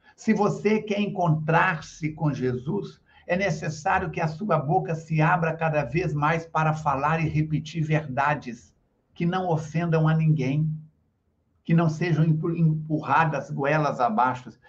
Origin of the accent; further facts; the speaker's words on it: Astolfo Dutra, Minas Gerais, Brazil; moved away; ainda estava residindo na minha cidade natal, eu estive lá este sábado abrindo a 62ª Semana Espírita de Astolfo Dutra